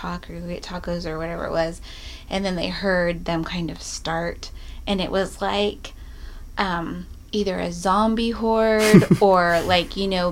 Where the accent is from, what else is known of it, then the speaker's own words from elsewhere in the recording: California, United States; moved away as an adult; now in Texas, United States; I grew up in California